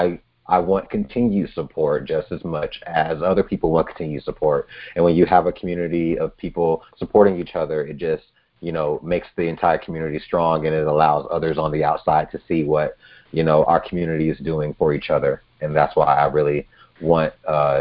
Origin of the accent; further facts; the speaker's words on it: Georgia, United States; moved away as an adult; now in Twin Cities, Minnesota, United States; my hometown in Georgia wasn't the place for me